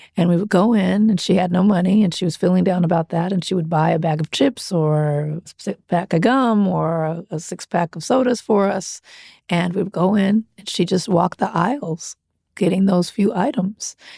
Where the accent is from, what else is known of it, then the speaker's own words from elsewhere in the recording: Compton, California, United States; I grew up in Compton.